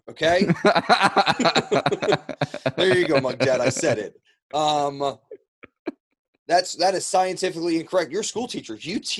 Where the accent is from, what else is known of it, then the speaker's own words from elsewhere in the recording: New Jersey, United States; So I think it is about time that I head to New Jersey, my home state, the Garden State, home of … and Newark International Airport, the New Jersey Devils, Mike Trout.